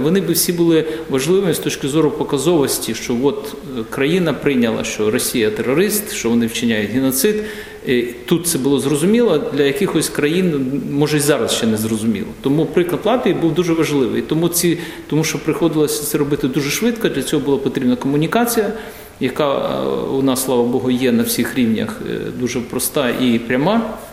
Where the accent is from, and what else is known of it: Ukraine; moved away as an adult; now in Latvia